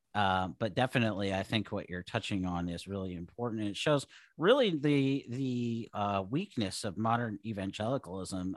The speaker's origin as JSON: {"language": "English", "town": "Seattle", "region": "Washington", "country": "United States", "tie": "born or raised there", "also_born_or_lived": "Idaho / California / Oregon", "moved": "as an adult", "lives_now": "Southern Oregon, United States", "said": "I grew up in Seattle"}